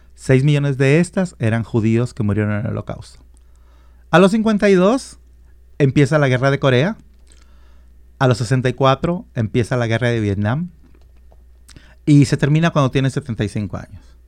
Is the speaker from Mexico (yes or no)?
yes; Guadalajara, Jalisco, Mexico; moved away; also born or lived in Colima; yo nací en Colima, pero me crié en Guadalajara.